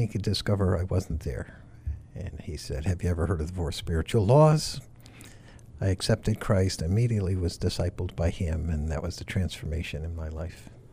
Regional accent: Farmington, Connecticut, United States; moved away as an adult; now in Massachusetts, United States; I grew up in Farmington, Connecticut

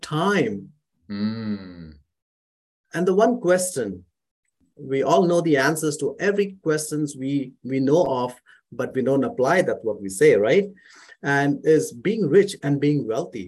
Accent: Mumbai, Maharashtra, India; moved away as an adult; now in Calgary, Canada; I grew up in India, in Mumbai

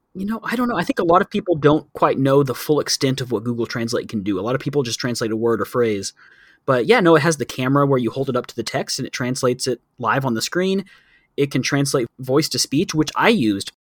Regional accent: Texas, United States; moved away as an adult; now in Thailand; growing up in Texas

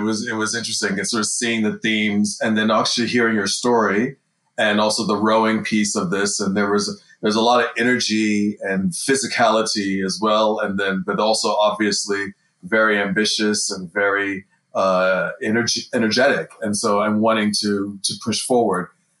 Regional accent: United Kingdom; also born or lived in United States; I'm one of the career coaches here at INSEAD in the CDC, the Career Development Center. I'm British and American. I've spent half my life in America, the other half of my life pretty much in Europe, mostly in Britain.

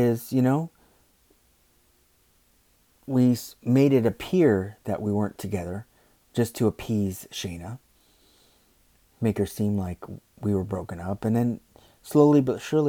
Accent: United States; I'm American

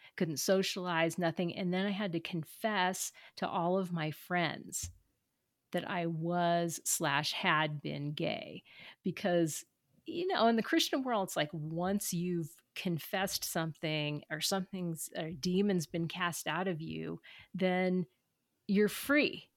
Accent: Southern California, United States; I'm from Southern California

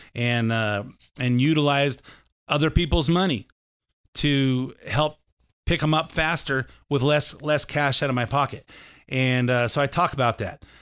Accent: Lakewood, United States; growing up in Lakewood

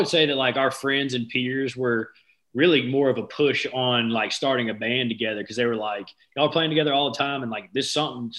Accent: Mobile, Alabama, United States; moved away as an adult; now in Nashville, United States; So we're both from Mobile, Alabama, originally

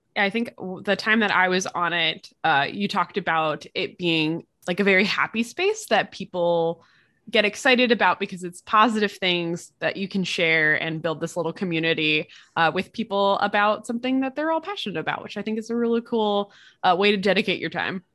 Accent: East Coast, United States; I'm from the East Coast

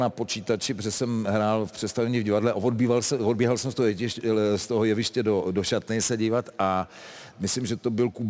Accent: Ostrava, Moravian-Silesian Region, Czechia; born or raised there

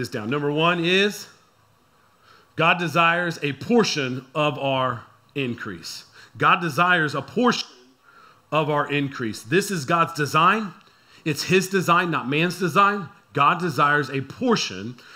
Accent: San Antonio, Texas, United States; I'm from San Antonio

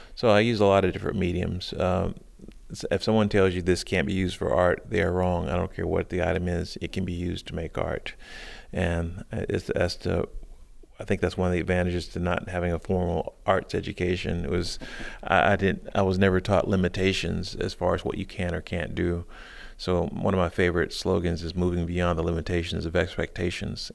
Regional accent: South Carolina, United States; now in Baltimore, United States; I grew up in South Carolina

